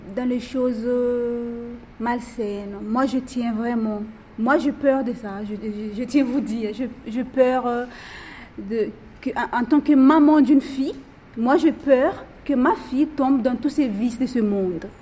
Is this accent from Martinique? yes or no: no; Madagascar; now in Réunion, France; je suis originaire de Madagascar